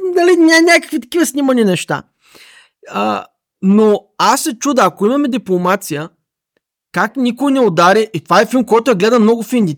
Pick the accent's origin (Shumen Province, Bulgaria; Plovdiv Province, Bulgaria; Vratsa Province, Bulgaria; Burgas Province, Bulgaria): Plovdiv Province, Bulgaria; Asenovgrad; аз съм от Аселнов град, често хода в Пловдив